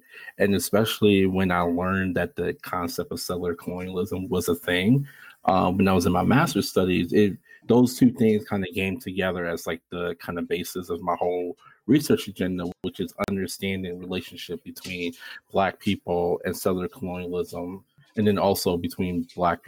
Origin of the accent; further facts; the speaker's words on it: Buffalo, New York, United States; growing up in Buffalo, New York